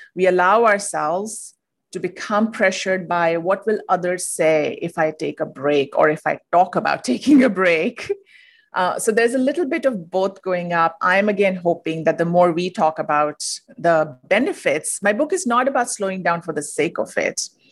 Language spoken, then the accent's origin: English; India; moved away as an adult; now in United States; I'm originally from India. I moved to the U S